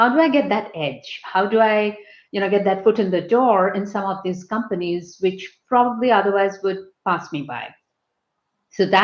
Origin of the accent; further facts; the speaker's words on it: West Bengal, India; moved away as an adult; also born or lived in Calcutta / United Kingdom; I'm from Bengal. I'm a Bengali.